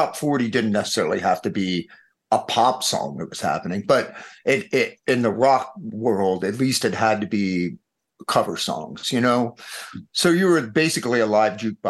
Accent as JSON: {"language": "English", "region": "East Coast", "country": "United States", "moved": "yes", "lives_now": "Los Angeles, United States", "said": "We're from the East Coast."}